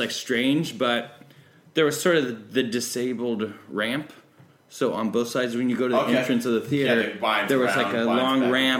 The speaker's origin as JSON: {"language": "English", "region": "Tennessee", "country": "United States", "tie": "born or raised there", "said": "It was all about, I think, growing up in Tennessee, it was, I'll tell you exactly what it was."}